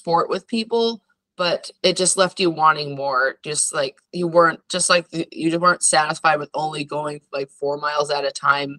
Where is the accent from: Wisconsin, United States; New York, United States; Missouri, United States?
Wisconsin, United States; northern; moved away as an adult; now in Alaska, United States; growing up in the Midwest, you know, no mountains